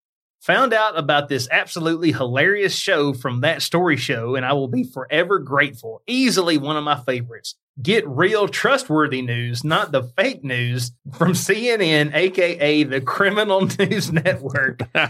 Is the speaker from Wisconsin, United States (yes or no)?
no; Alabama, United States; just because we're from Alabama, we got deer.